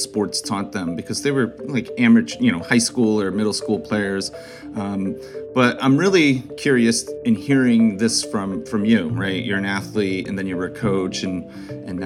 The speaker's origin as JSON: {"language": "English", "town": "Torrington", "region": "Connecticut", "country": "United States", "tie": "born or raised there", "said": "I grew up in the Torrington area, so that I know that area sort of well"}